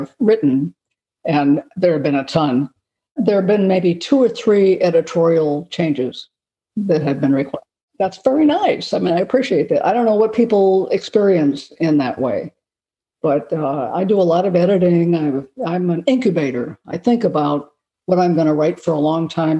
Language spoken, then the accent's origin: English; Los Angeles, California, United States; I've had some fascinating experiences growing up in Los Angeles